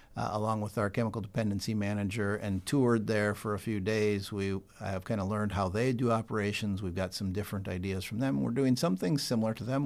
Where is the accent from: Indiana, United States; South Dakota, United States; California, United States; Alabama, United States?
South Dakota, United States; Sioux Falls; also born or lived in Bartlesville, Oklahoma; born and raised in Sioux Falls, South Dakota